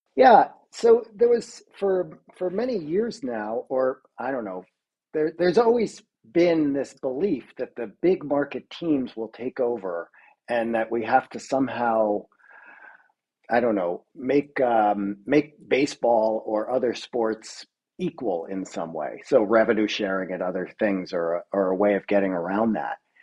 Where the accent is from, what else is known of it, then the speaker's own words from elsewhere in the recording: New York, United States; moved away; I'm from New York originally